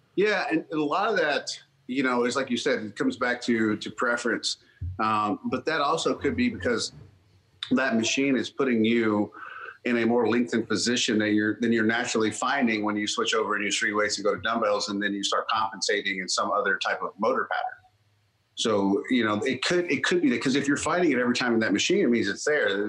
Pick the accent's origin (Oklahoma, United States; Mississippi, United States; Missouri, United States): Mississippi, United States; North; I grew up in North Mississippi